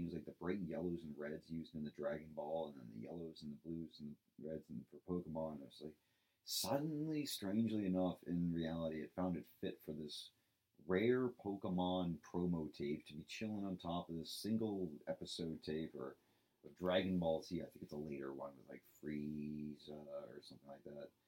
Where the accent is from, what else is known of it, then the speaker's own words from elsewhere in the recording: Medway, Massachusetts, United States; my hometown Medway, Massachusetts